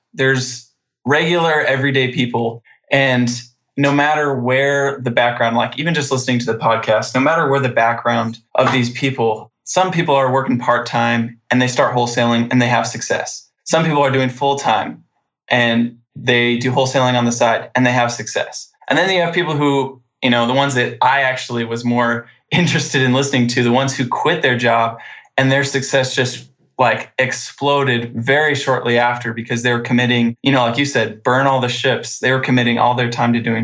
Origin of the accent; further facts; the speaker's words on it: Post Falls, Idaho, United States; I'm from North Idaho, Post Falls, right next to Coeur d'Alene